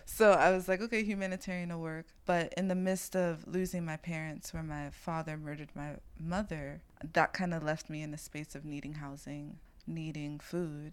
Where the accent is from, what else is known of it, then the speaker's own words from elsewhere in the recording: New York City, New York, United States; I'm from East New York and I'm a floral designer